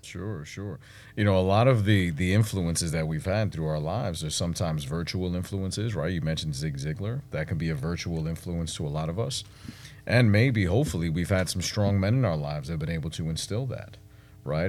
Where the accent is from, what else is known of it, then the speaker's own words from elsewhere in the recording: New York City, New York, United States; moved away as an adult; also born or lived in Washington, D.C.; now in Texas, United States; I was no different than anyone else growing up in Brooklyn